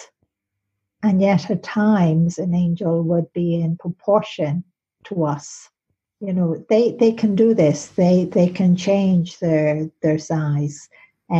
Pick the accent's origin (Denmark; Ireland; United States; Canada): Ireland; being in the college in Maynooth in Ireland, because I'm Irish